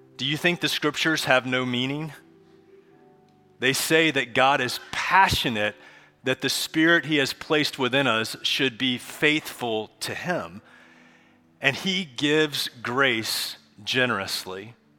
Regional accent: Charlotte, North Carolina, United States; I grew up here in Charlotte

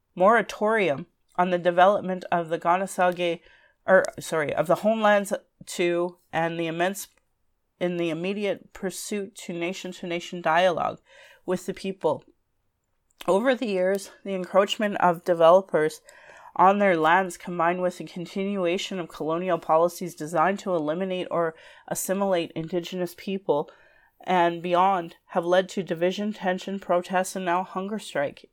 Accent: Calgary, Alberta, Canada; I was born in Calgary

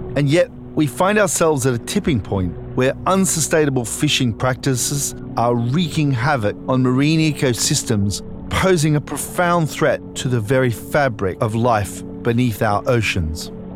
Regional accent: Australia; moved away; I'm originally from Australia

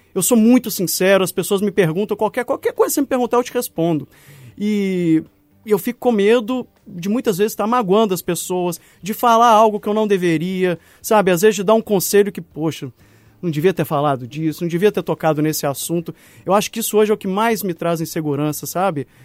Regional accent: Minas Gerais, Brazil; como bom mineiro

